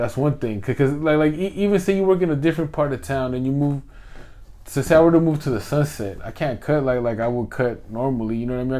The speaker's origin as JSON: {"language": "English", "area": "the Bay Area", "region": "California", "country": "United States", "tie": "born or raised there", "said": "growing up out here."}